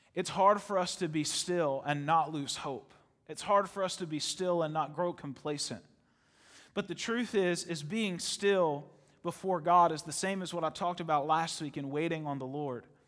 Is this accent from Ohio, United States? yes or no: yes; Ohio, United States; I was born in Ohio